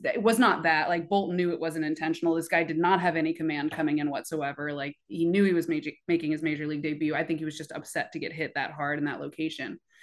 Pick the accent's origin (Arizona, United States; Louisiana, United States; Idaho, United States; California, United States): California, United States; Oakland; I am from Oakland, born and raised, but originally from New York